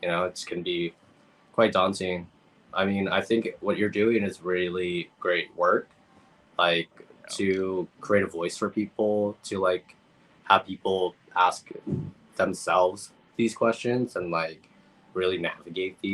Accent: San Diego, California, United States; also born or lived in Guam; growing up in San Diego as an immigrant in this particular city

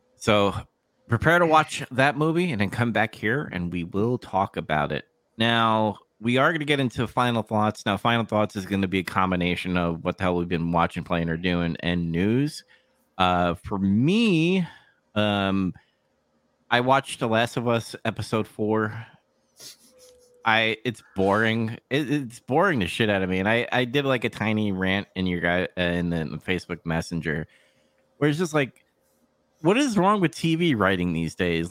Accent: New York, United States; I'm from New York

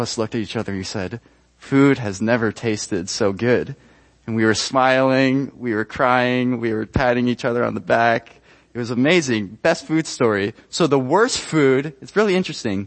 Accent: Ecuador; moved away as an adult; I was born and raised in Ecuador. I spent 18 years there

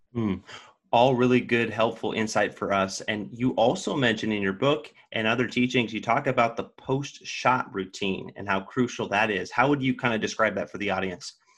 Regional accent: Sacramento, California, United States; also born or lived in Los Angeles; I'm from Sacramento

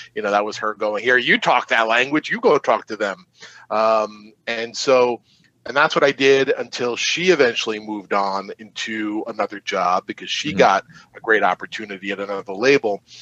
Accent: Long Island, New York, United States; I grew up on Long Island

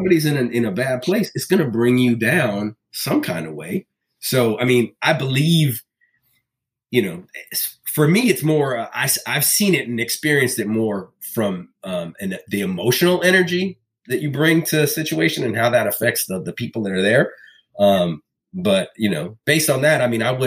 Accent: Bahamas; I come from the Bahamas

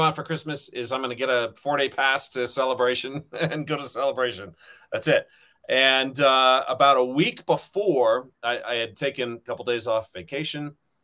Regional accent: Riverside, California, United States; my hometown of Riverside, California

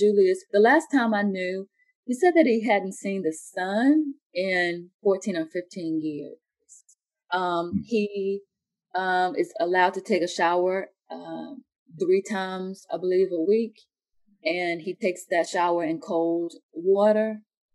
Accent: Halifax County, Virginia, United States; moved away as an adult; also born or lived in outside Washington, D.C.; now in Oklahoma City, United States; I grew up in Halifax County, which, you know, was a plantation town

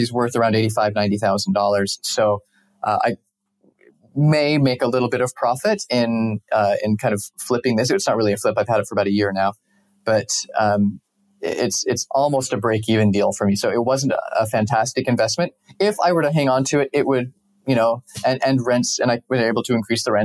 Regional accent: Salt Lake City, Utah, United States; moved away as an adult; also born or lived in Costa Rica / Mexico; I grew up in Salt Lake

